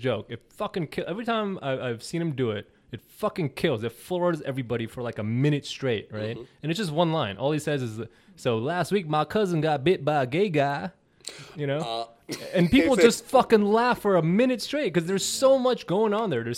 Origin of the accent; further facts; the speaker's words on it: South Korea; I'm from Korea.